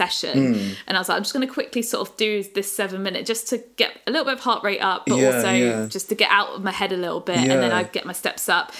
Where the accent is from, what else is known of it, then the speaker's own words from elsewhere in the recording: Brighton, South East England, United Kingdom; I've always loved growing up in Brighton